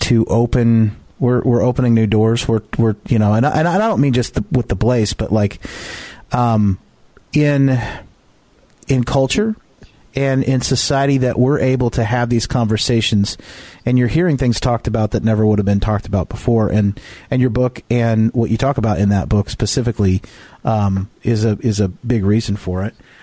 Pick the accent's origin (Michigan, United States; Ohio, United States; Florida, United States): Michigan, United States; my hometown where I'm at right now